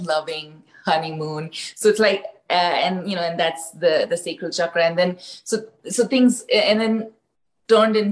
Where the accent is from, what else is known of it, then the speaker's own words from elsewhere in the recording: India; I grew up in India, my parents are from different parts of the country.